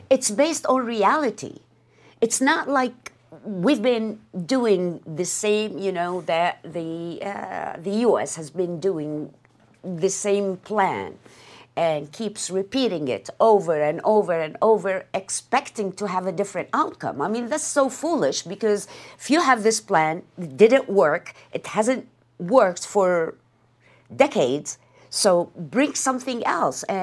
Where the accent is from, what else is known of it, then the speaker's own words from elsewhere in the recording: United States; Exactly. Because I'm American.